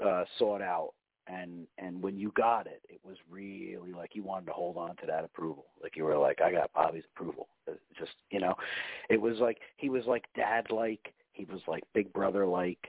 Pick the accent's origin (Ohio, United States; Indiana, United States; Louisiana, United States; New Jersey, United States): New Jersey, United States; moved away; the house I grew up in Jersey